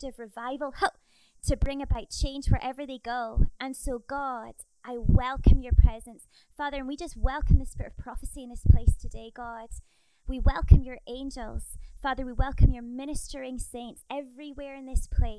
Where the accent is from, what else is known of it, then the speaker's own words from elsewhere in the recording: Scotland, United Kingdom; moved away as an adult; now in New Zealand; my accent is not a New Zealand accent. As you can tell, I'm from Scotland, the land of greatness.